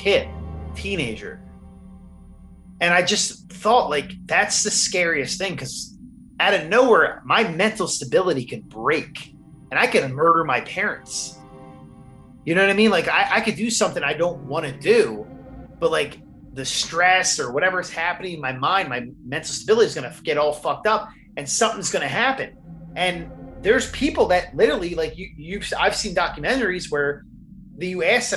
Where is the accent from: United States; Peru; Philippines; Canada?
United States; New Jersey; I'm from South Jersey outside of Philadelphia, and like the unions are huge around here